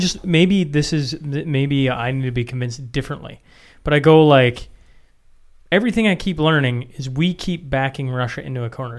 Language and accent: English; Canada; as a Canadian citizen